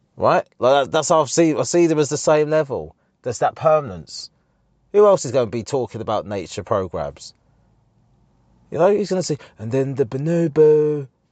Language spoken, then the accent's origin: English; Harlow, East of England, United Kingdom; the M P in our town, in my hometown